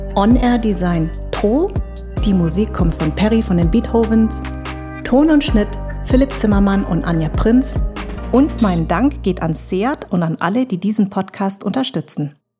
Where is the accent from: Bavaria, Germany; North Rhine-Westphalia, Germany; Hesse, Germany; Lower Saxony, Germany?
Hesse, Germany; Darmstadt; ich sag aus Darmstadt